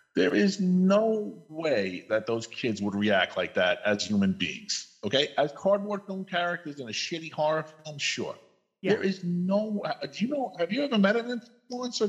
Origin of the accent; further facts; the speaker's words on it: New York, United States; moved away as an adult; now in Idaho, United States; I live in Idaho now. I come from New York, but the last eight months, nine months, I've lived in Idaho